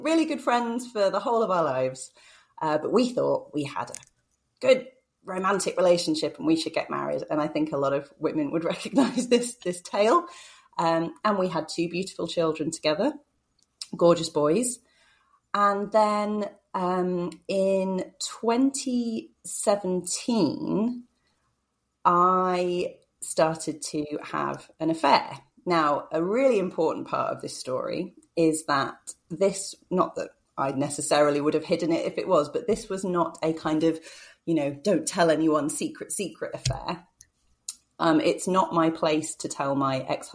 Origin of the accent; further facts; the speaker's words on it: about an hour north of London, East of England, United Kingdom; now in Manchester, United Kingdom; I grew up in the south of England, so about an hour north of London.